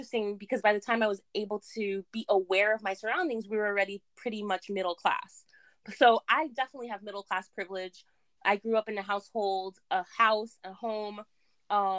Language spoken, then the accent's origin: English; New York City, New York, United States; also born or lived in Jackson Heights, Queens; I was born in Jackson Heights, Queens, and I came to where I live, where my parents raised me, to Richmond Hill, actually, when I was 7. And I grew up in that neighborhood